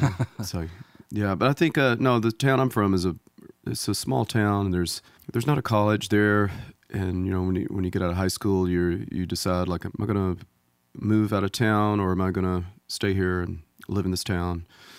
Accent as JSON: {"language": "English", "region": "Mississippi", "country": "United States", "said": "Yeah, I'm from about 100 miles away, top right-hand corner of the Mississippi state. I'm almost from Tennessee, but..."}